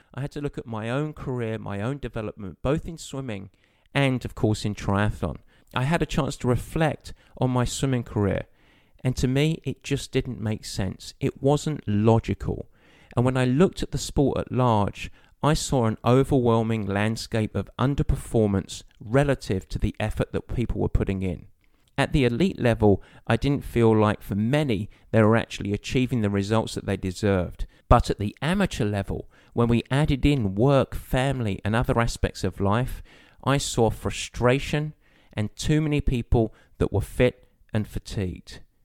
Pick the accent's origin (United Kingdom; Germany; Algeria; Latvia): United Kingdom; Southend-on-Sea, East of England; moved away as an adult; now in United States; my journey started in a town just outside of London called Southend in Essex.